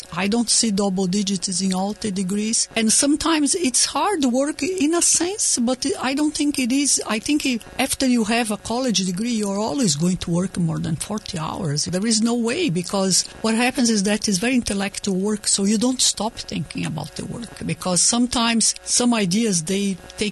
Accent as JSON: {"language": "English", "country": "Brazil", "tie": "born or raised there", "moved": "as an adult", "said": "I was born in Brazil and I grew up in a family of immigrants, so it's like a double immigrant"}